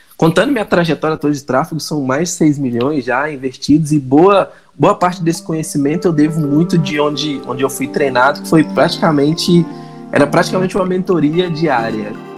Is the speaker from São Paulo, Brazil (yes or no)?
no; Minas Gerais, Brazil; accent: mineiro; Eu, como um bom mineirinho, vocês vão, vocês vão perceber pelo sotaque e o encolhimento das palavras